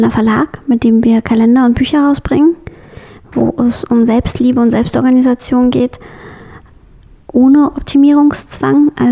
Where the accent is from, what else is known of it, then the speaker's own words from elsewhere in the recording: West Germany, Germany; Wie gesagt, ich bin im Westen aufgewachsen, nicht im Osten.